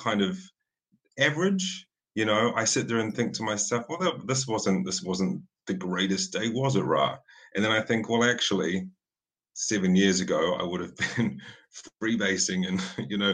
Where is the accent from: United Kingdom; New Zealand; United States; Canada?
New Zealand; I'm a New Zealander